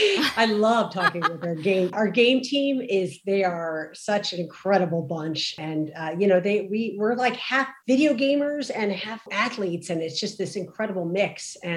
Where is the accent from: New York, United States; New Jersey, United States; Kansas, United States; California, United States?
New Jersey, United States; I grew up in New Jersey.